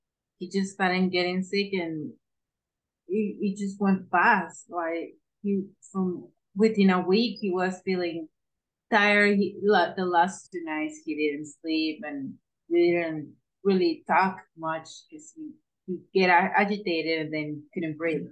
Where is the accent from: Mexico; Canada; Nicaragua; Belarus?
Mexico; English is a second language; moved away; I'm from Mexico